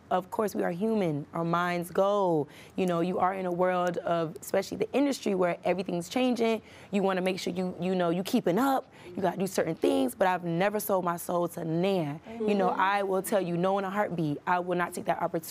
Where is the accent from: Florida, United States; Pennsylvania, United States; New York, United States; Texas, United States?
Florida, United States; Miami; I'm from Miami